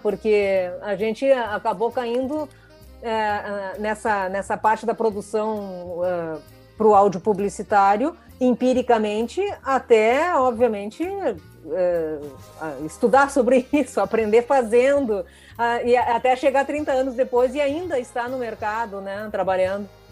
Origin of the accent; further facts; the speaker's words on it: interior of Rio Grande do Sul, Brazil; also born or lived in Porto Alegre; eu sou do interior de, do Rio Grande do Sul, mas moro, Porto, moro, em Porto Alegre também há mais de 30 anos